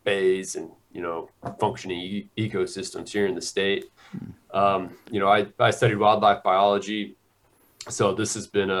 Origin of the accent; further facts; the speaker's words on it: Texas, United States; my home state